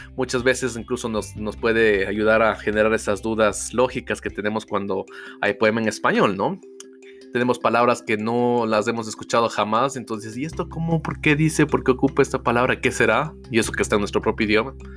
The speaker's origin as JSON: {"language": "Spanish", "country": "Ecuador", "said": "acá en mi país, en Ecuador, no tenemos ese hábito de lectura"}